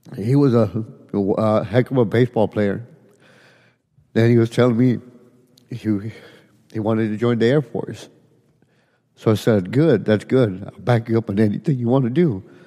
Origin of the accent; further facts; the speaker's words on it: Edinburg, Texas, United States; I'm from Edinburgh, Texas